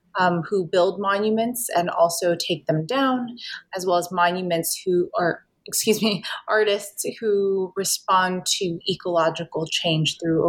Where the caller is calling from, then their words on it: New York City, New York, United States; I'm dialing in from New York City.